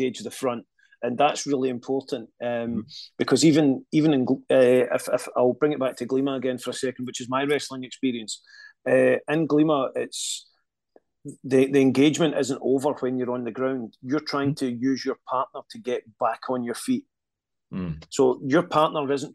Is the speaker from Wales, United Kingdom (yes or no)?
no; Scotland, United Kingdom; I'm Scottish. We can barely speak English.